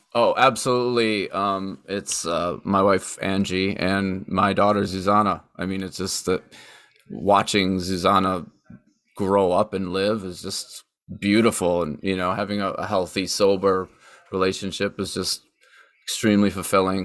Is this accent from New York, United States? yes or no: yes; Buffalo, New York, United States; growing up in Western New York and, and there being so much nature even in the cities